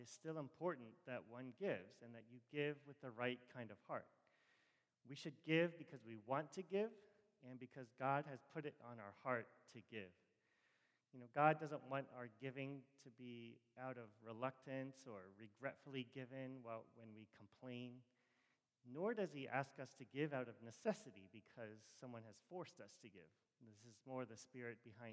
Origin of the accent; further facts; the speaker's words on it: Rockville, Maryland, United States; I grew up in Rockville